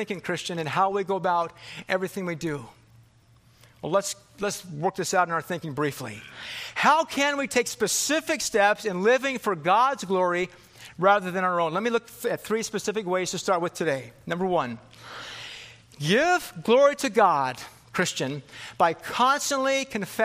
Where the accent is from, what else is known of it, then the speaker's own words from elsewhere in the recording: California, United States; moved away; also born or lived in Philippines / Michigan; I grew up in California here.